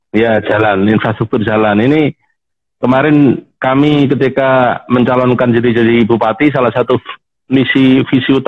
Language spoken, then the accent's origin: Indonesian; Blora, Central Java, Indonesia; Jadi saya asli Blora, eh, berkelana di Jakarta.